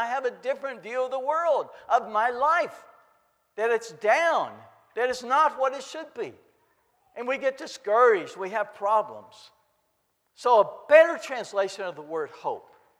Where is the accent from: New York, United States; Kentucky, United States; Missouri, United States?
Kentucky, United States; I grew up in Kentucky